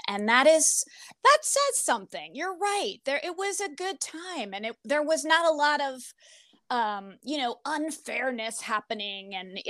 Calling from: Fort Myers, Florida, United States; I'm in Fort Myers, Florida.

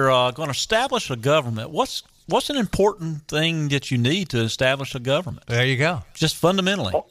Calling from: Columbia, North Carolina, United States; I'm calling from the uh, the large metropolis of Columbia, North Carolina.

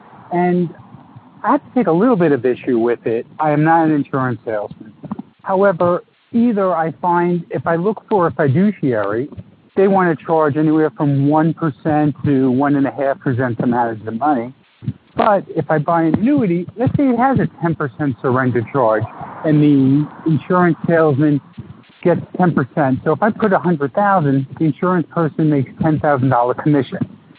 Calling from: New York, United States; Yes, hello, gentlemen. … I'm from New York.

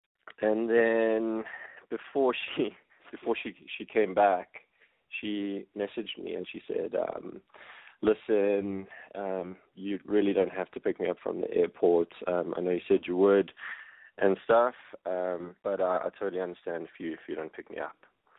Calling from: South Africa; I'm 31, and I'm phoning from South Africa.

